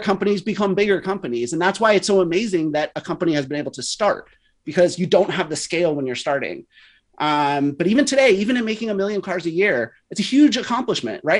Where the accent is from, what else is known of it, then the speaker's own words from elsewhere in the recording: West Coast, United States; I grew up on the West Coast.